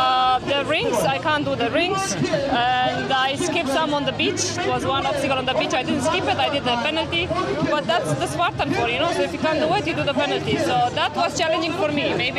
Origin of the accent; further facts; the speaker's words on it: Romania; now in Oman; I'm from Romania. I live in Oman, Kuwait.